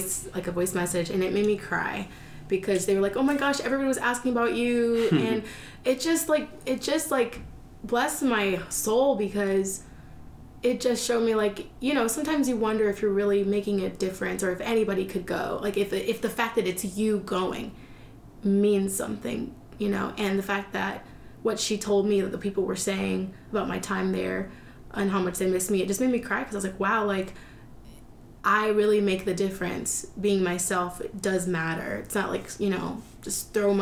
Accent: United States; I come from America.

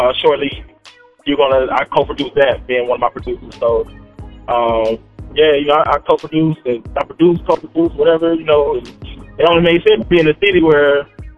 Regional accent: Mississippi, United States; moved away as an adult; now in Atlanta, United States; Born and raised Mississippi. I moved out here, moved to Atlanta shortly after high school

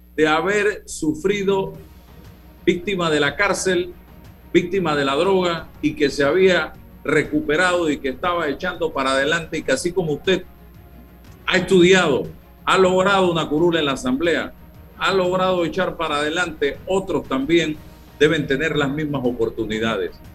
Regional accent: Panama; somos panameños

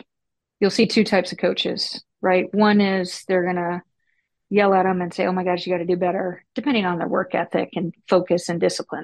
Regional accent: Texas, United States; moved away as an adult; also born or lived in Houston / Dallas / Maryland; I grew up in Dallas and Houston and actually Texas. So Houston, and then I moved over to Dallas

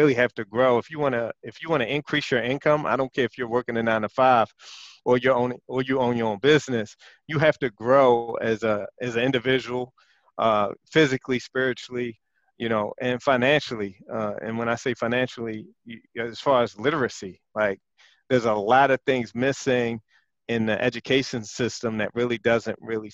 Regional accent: Baltimore, Maryland, United States; back to the 80s when I was growing up in West Baltimore

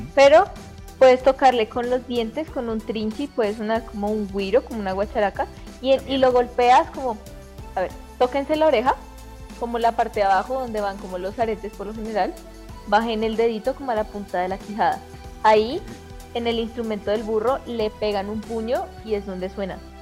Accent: Colombia

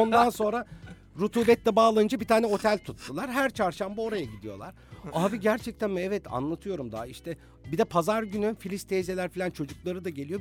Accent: Bursa, Turkey; moved away as an adult; also born or lived in Cyprus; Bursalıyım, Bursa'da doğdum, Bursa'da büyümüş bir heteroseksüelim

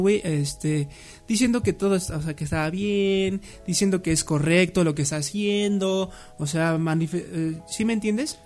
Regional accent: Mexico

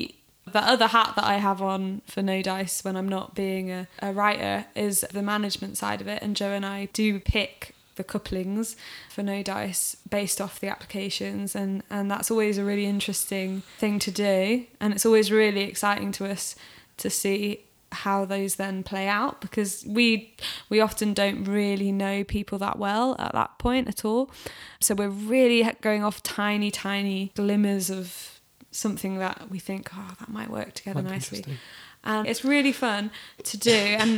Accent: South East England, United Kingdom; now in Manchester, United Kingdom; I've lived in Manchester for 6-7 years and I'm from Oxfordshire which you can probably hear nuances of throughout.

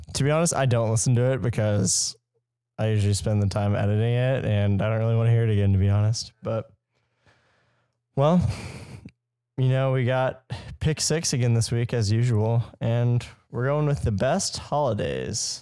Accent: United States; I'm an American

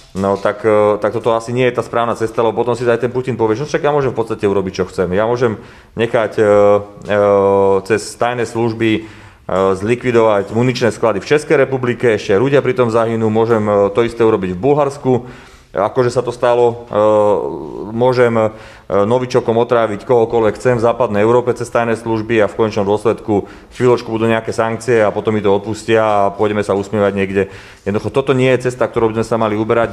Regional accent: Slovakia; hovorím ako Slovák, ako predstaviteľ slovenskej vlády

